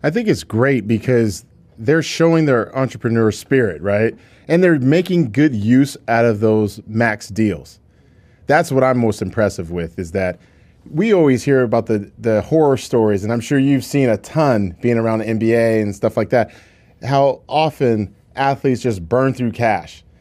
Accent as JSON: {"language": "English", "town": "Seattle", "region": "Washington", "country": "United States", "tie": "born or raised there", "said": "growing up in Seattle, Washington."}